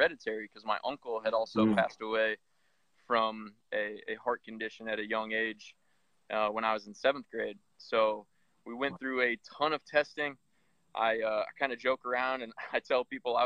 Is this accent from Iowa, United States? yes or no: yes; Iowa, United States; moved away as an adult; now in Columbus, United States; Me and my wife live in Columbus, Ohio, and I'm originally from Iowa.